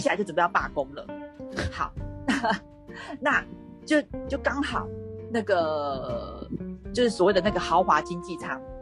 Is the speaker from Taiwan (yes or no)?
yes; Taiwan; 他会觉得是我们台湾人很不友善这样子。